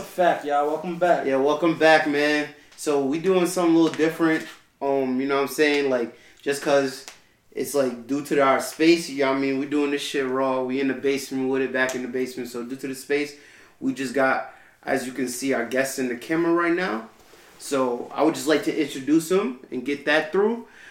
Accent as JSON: {"language": "English", "area": "Nassau County", "region": "New York", "country": "United States"}